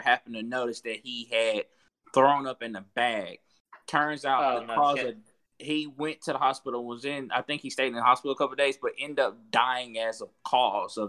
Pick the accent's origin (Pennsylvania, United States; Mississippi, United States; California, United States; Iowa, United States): Mississippi, United States; I'm from Mississippi.